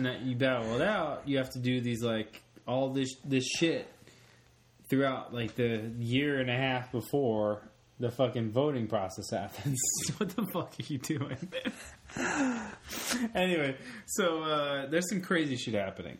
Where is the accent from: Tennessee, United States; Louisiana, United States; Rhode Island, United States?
Tennessee, United States; Memphis; also born or lived in New York; I claim the South. I mean, I was born in New York. I grew up I was a kid in Memphis.